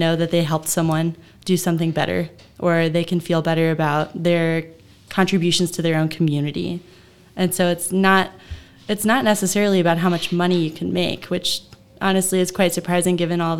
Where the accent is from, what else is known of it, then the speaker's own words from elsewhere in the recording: Mount Vernon, Ohio, United States; So I grew up in Mount Vernon, Ohio.